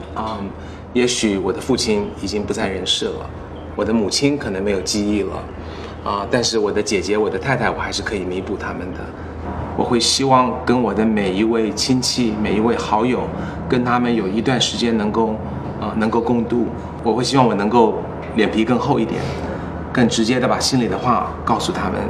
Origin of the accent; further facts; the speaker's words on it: United States; 我在美国长大不会忘记我的中文